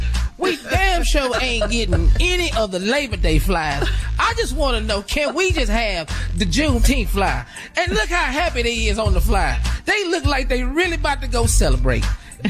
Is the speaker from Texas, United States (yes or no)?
yes; Texas, United States; I'm from Texas.